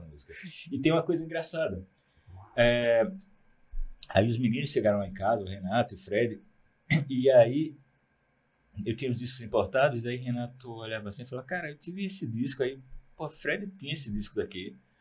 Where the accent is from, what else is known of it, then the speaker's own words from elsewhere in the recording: Aracaju, Sergipe, Brazil; moved away as an adult; also born or lived in Propriá, Sergipe; now in Recife, Brazil; Eu sou de Sergipe, nasci numa cidade chamada Propriá, uhum. cresci em Aracaju, mas com 18 anos, eu fiz 18 anos, comprei uma passagem pro Recife